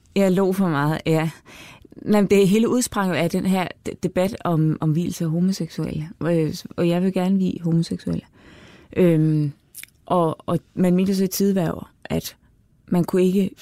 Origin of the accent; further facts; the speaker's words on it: Denmark; vi som danskere